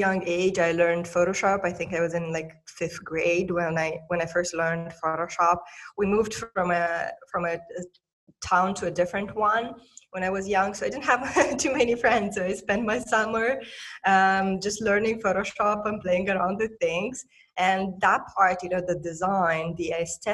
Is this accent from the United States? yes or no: no; Moldova; I'm originally from Republic of Moldova, a tiny post-Soviet country in Eastern Europe.